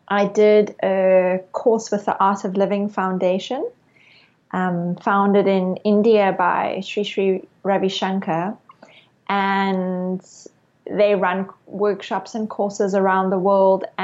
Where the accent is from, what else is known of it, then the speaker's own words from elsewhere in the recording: Cape Town, Western Cape, South Africa; I I grew up in Cape Town, South Africa, and when I was 18 years old, I did my first yoga class.